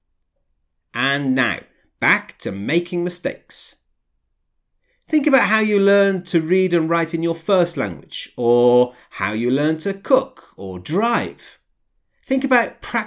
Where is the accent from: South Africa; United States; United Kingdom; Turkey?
United Kingdom; England; I come from England.